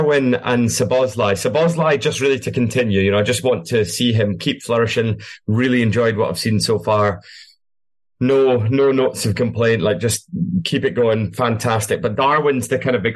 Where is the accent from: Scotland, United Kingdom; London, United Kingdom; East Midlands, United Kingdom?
Scotland, United Kingdom; As a Scotsman myself